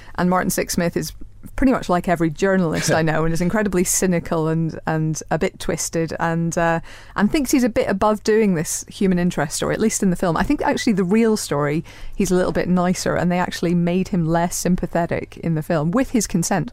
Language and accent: English; Ireland; I'm Irish